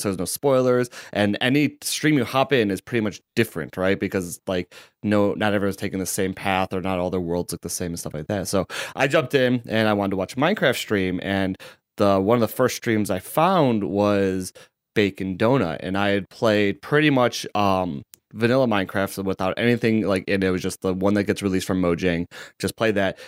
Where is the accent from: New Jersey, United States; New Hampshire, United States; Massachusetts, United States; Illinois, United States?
Illinois, United States; Chicago; I'm from Chicago